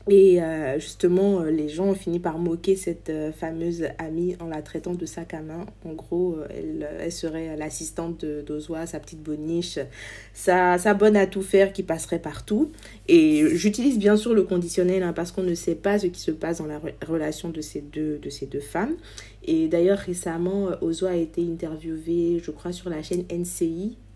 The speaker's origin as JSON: {"language": "French", "country": "Côte d’Ivoire", "said": "Ici, nous allons parler de notre culture en tant qu'ivoirien, de ce que nous avons de si particulier en Afrique, des réalités de notre société, de notre musique, de notre diaspora"}